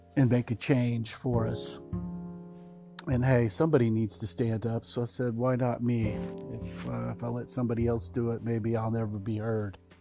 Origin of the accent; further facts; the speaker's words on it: Texas, United States; I was uh, born in uh, Texas